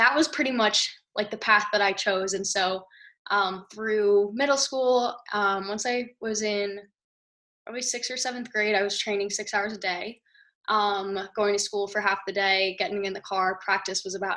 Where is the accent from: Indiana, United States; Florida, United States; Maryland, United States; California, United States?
California, United States; Santa Monica; I am from Santa Monica, California